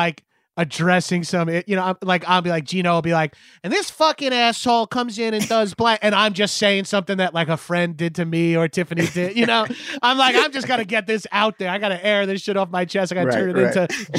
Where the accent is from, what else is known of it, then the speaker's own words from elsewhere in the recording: Atlanta, Georgia, United States; Like, he's from Houston. I'm from Atlanta, so I hate him.